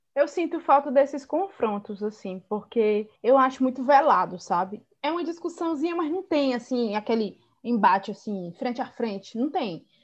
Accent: Northeast Region, Brazil; eu sou do Nordeste

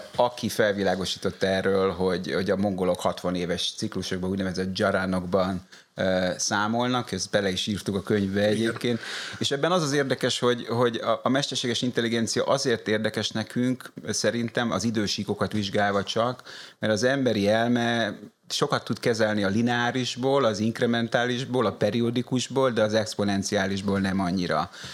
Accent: Hungary; moved away as an adult; also born or lived in France / Brussels; Magyarországon születtem

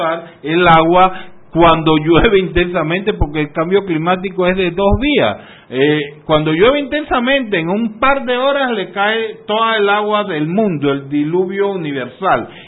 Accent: Panama

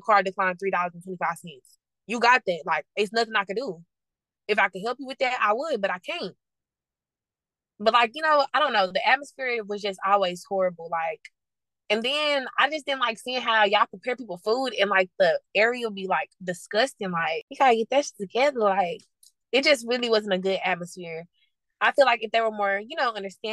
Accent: Dallas, Texas, United States; I'm from Dallas, Texas

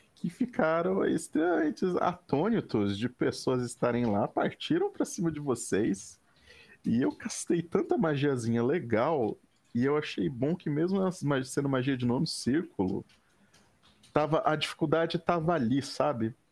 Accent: Brazil; Sendo brasileiro

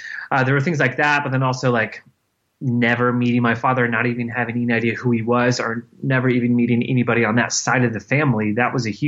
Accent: Florida, United States; I was adopted by my aunt and uncle, my mother's sister, where I grew up in Florida

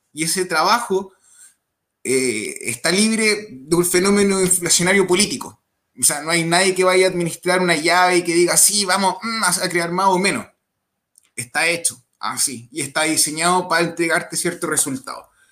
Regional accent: Chile; en mi país

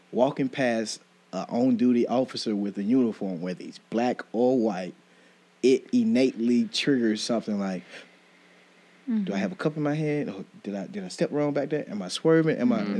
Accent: Millersville, United States; I'm from Millersville, mm-hmm. Sparta, Millersville area.

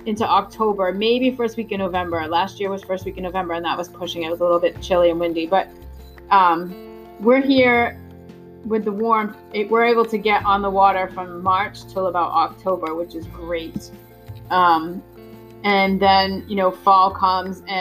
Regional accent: Massachusetts, United States; moved away; also born or lived in New York; I was born and raised in Massachusetts

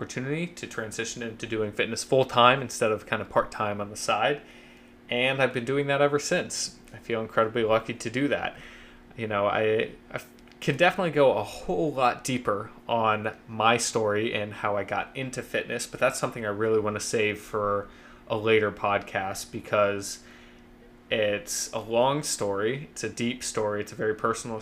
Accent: Columbus, Ohio, United States; moved away as an adult; also born or lived in Athens, Ohio / Cincinnati, Ohio; now in New York City, United States; I'm originally from Columbus, Ohio

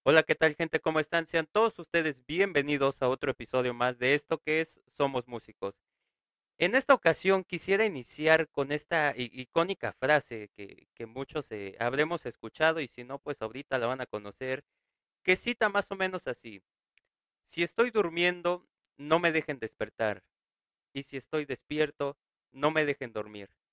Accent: Mexico; aquí en México y en mi pueblo

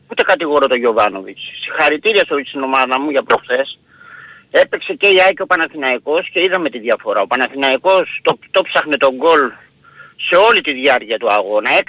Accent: Peristeri, Attica, Greece; καλημέρα παιδιά από το Περιστέρι

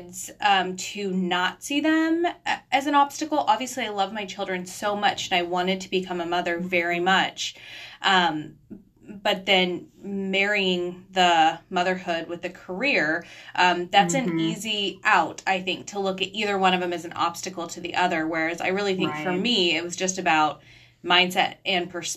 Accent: United States; American women

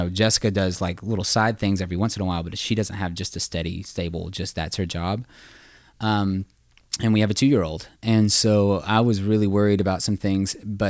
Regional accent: the South, United States; I grew up in the South. My dad was a contractor, my uncle and electrician and all that.

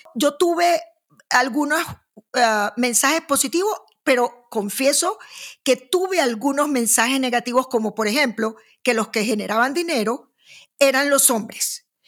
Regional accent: Maracaibo, Zulia, Venezuela; yo que vengo de Maracaibo

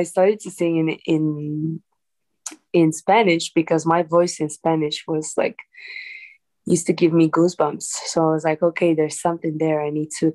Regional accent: Italy; moved away; also born or lived in Dominican Republic; I'm from Dominican Republic, and I've been raised in Italy. I grew up there

